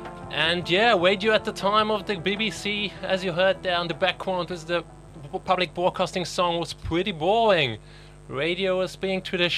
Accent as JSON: {"language": "English", "country": "Luxembourg", "moved": "yes", "said": "I'm from Luxembourg as well"}